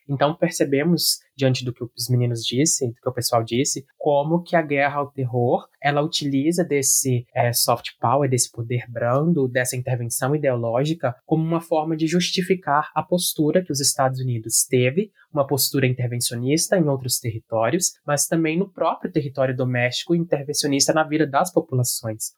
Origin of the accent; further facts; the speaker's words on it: Brazil; nós, quanto sociedade brasileira do sul global